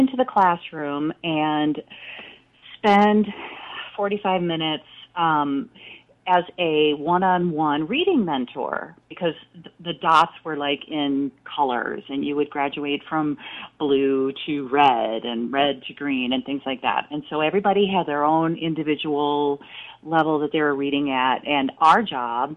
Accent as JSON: {"language": "English", "town": "Richfield", "region": "Minnesota", "country": "United States", "tie": "born or raised there", "said": "I grew up in Richfield, Minnesota, a suburb of the Twin Cities"}